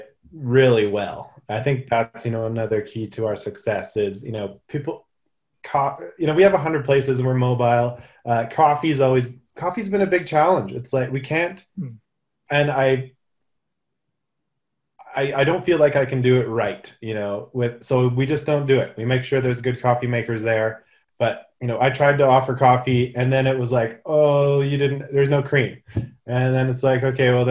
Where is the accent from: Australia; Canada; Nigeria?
Canada; I'm a bad Canadian